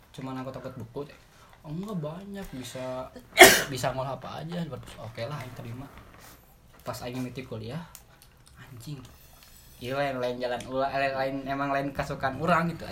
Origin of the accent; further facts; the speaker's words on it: Cimahi, West Java, Indonesia; karena emang aku orang Cimahi dan kamu di Cimahi